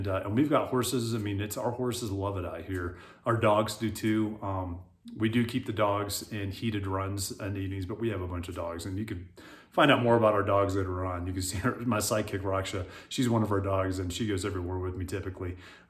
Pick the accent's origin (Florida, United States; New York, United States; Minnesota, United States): Florida, United States; South; also born or lived in Hawaii; now in Colorado, United States; I'm originally from South Florida. That's where I grew up. So I'm a Florida boy. I'm used to heat. I love the heat. We lived in Hawaii at one point.